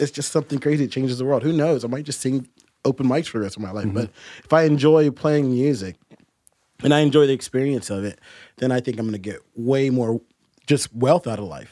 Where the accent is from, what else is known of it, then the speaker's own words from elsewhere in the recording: Huntington, West Virginia, United States; now in Morgantown, United States; I was born in Huntington, or I was born in Morgantown, but I was raised in Huntington, so I've lived in West Virginia pretty much my whole life.